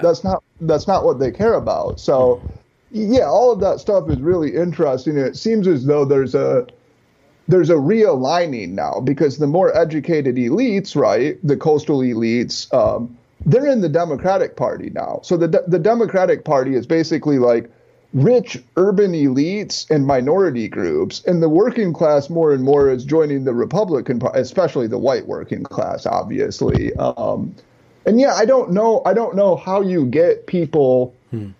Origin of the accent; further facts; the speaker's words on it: Midwest, United States; I grew up in the Midwest.